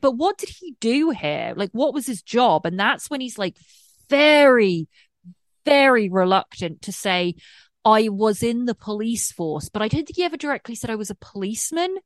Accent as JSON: {"language": "English", "region": "England", "country": "United Kingdom", "moved": "yes", "lives_now": "United States", "said": "I'm English and I live in America and I've been here for a while. And I'm on a green card"}